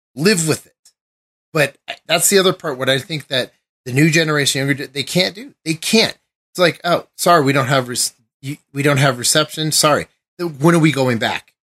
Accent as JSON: {"language": "English", "region": "Colorado", "country": "United States", "said": "I'm from Colorado."}